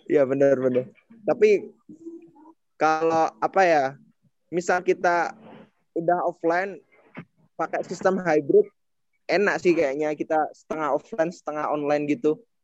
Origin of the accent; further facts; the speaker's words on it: rural Java, Indonesia; moved away; aku Jawa pelosok